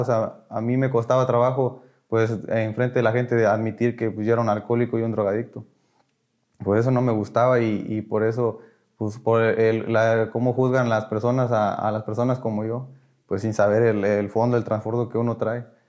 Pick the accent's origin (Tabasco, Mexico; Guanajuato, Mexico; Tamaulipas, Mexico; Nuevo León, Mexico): Tamaulipas, Mexico; Ciudad Victoria; soy de aquí de Ciudad Victoria